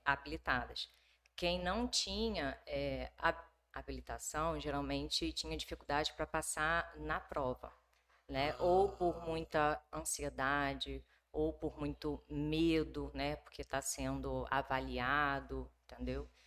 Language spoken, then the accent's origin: Portuguese; Rio de Janeiro, Brazil; moved away as an adult; also born or lived in Minas Gerais; now in Nova Venécia, Brazil; eu sou do Rio de Janeiro uhum. e vim a Nova Venécia a trabalho